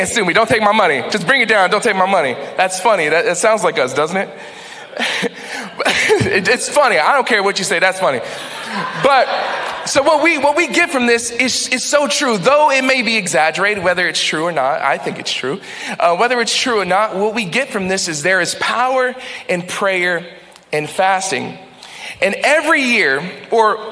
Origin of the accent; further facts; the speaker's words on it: Texas, United States; now in New England, United States; I'm from Texas